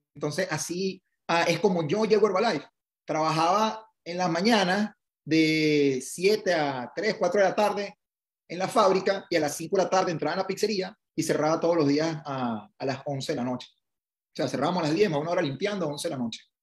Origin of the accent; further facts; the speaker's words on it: Venezuela; moved away as an adult; also born or lived in Italy; now in United States; me gradué de ingeniero en, en, Venezuela.